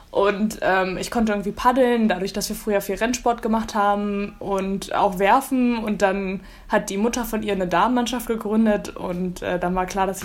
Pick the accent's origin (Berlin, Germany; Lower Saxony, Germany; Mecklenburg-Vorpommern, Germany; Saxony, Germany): Berlin, Germany; Genau, genau. Ich komme aus Berlin.